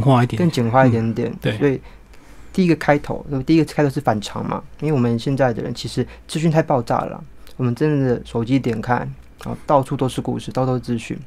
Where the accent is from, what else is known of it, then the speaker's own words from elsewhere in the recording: Taipei, Taiwan; 我是台北人，哦，所以台北真的是写作资源很丰沛的地方